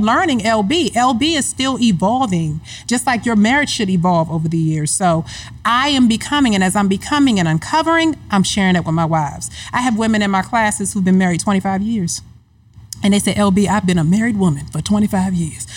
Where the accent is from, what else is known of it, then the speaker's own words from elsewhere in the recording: Hyattsville, Maryland, United States; moved away; I'm from Hyattsville, Maryland, in the household with Ruth and Thomas, my first example of marriage